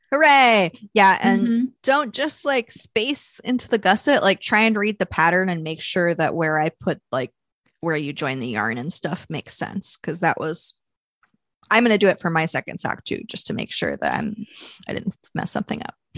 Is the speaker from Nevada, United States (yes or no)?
no; Louisville, Kentucky, United States; my hometown of Louisville, Kentucky